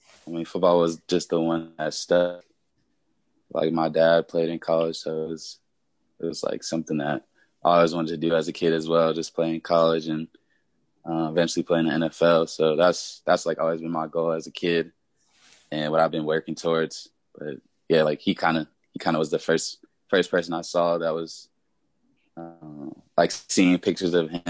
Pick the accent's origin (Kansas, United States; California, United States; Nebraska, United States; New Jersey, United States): California, United States; Long Beach; also born or lived in Texas / Inland Empire, California; I was raised in Long Beach, California, but around a little bit, like in a middle school, I moved to Texas and lived out there for 4 years. Then I moved back to Cali my junior year of high school